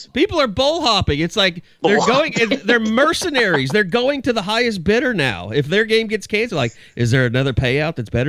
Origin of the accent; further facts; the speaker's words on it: Oklahoma, United States; We're from Oklahoma too.